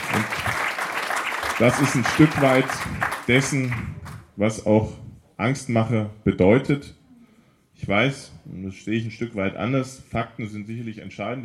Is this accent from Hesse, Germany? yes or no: yes; Kassel, Hesse, Germany; wie ich aufgewachsen bin am Grunnelbach